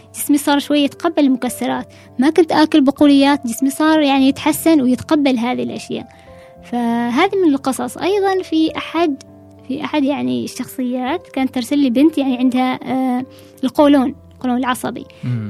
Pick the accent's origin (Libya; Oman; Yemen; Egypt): Oman; نحن طبعا العمانيين